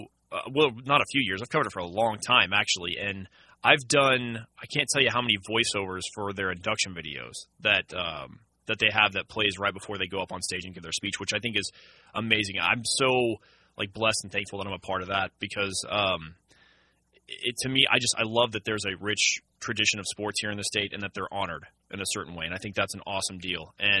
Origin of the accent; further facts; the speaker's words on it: Tulsa, Oklahoma, United States; also born or lived in Amarillo, Texas; now in Oklahoma City, United States; I was born in Tulsa, so I've bounced around Oklahoma quite a bit. I've been in Oklahoma City, though, since was 2003, I want to say, other than a stint in Amarillo, Texas for 7 months. And I've been here since then.